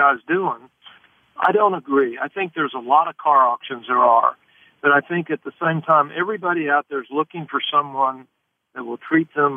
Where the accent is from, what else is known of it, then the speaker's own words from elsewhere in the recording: Tulsa, Oklahoma, United States; I'm from Tulsa